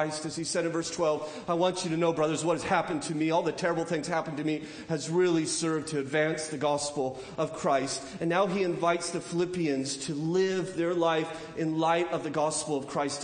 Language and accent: English; California, United States; moved away as an adult; also born or lived in Charlotte County, Virginia; I'm from California